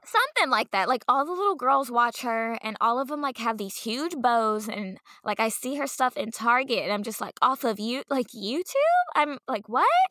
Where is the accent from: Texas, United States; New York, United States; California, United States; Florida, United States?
Texas, United States; Dallas; growing up in Dallas